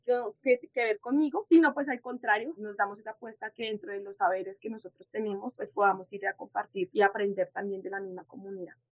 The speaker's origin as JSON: {"language": "Spanish", "town": "Soacha", "region": "Cundinamarca", "country": "Colombia", "tie": "born or raised there", "also_born_or_lived": "Bogotá", "said": "soy del municipio de Soacha, soy soachuna. Yo llego aquí a como a los cinco años, seis años de Bogotá a Soacha"}